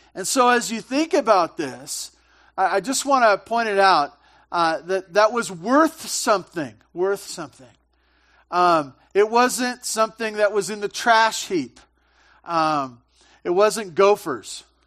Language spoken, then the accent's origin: English; Santa Barbara, California, United States; I grew up in Santa Barbara, big butchering town